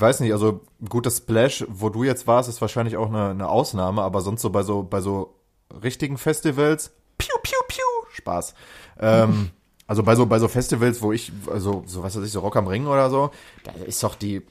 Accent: Lünen, North Rhine-Westphalia, Germany; ich schließe damit alle Brambaueraner

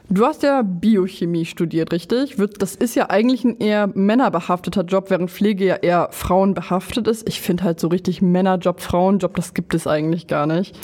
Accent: Lower Saxony, Germany; ich komme aus Niedersachsen

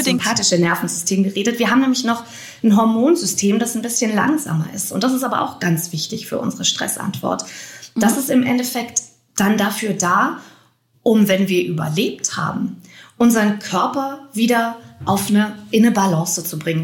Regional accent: Germany; hier bei uns in Deutschland

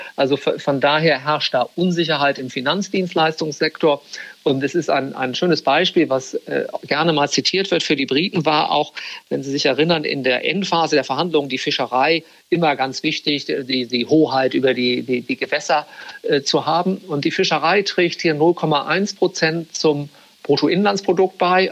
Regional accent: Bremen, Germany; moved away as an adult; also born or lived in Frankfurt; now in London, United Kingdom; Ich bin gebürtiger Bremer, also aus Norddeutschland

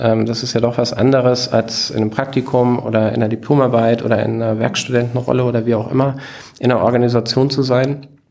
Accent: Bruchköbel, Hesse, Germany; moved away as an adult; also born or lived in Hanau / Aschaffenburg; ich bin in Hanau geboren und in Bruchköbel. Das ist dieser zwanzigtausend Seelenort in der Nähe von Frankfurt, ähm, groß geworden

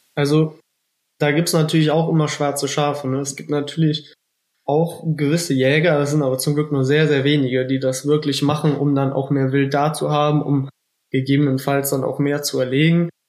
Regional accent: Rhineland-Palatinate, Germany; bei uns in Rheinland-Pfalz

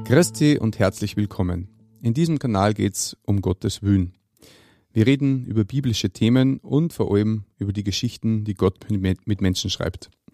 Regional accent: Austria; als Österreicher

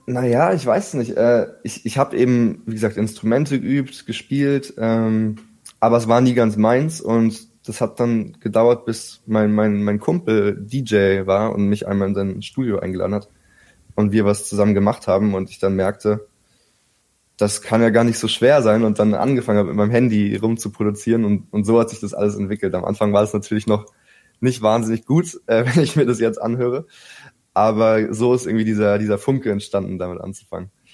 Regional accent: Berlin, Germany; Ich bin tatsächlich hier aufgewachsen in Berlin

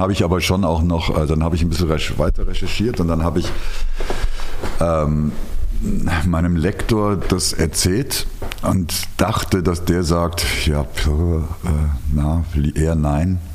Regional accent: Rhineland, Germany; ich bin ja Rheinländer

